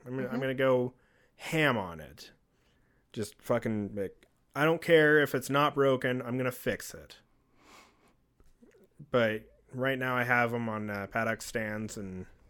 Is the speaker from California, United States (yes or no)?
yes; California, United States; born there; What? Why do you think I was born in Mexico? I was born in California.